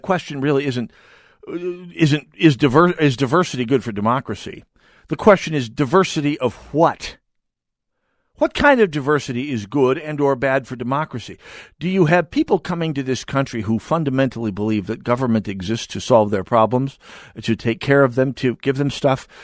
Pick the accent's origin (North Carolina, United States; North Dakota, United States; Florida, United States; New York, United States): North Dakota, United States; moved away; My hometown in the middle of North Dakota